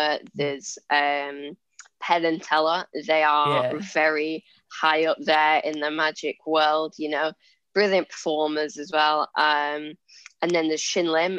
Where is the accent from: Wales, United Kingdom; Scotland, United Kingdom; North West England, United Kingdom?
North West England, United Kingdom; Lancashire; I'm 14 years old and I'm a magician from Lancashire in England.